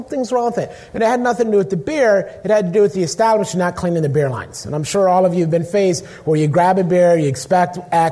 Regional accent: Pittsburgh, Pennsylvania, United States; moved away; also born or lived in Midwest; I'm also originally from Pittsburgh

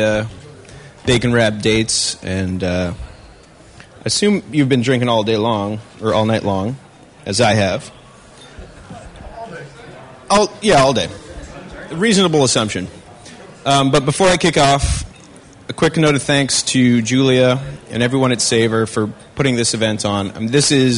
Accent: Midwest, United States; where I grew up in the Midwest

